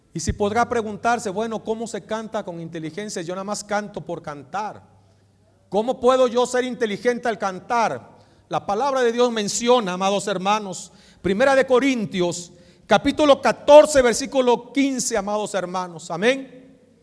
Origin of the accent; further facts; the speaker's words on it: Mexico; somos mexicanos, pero nuestra nacionalidad allá está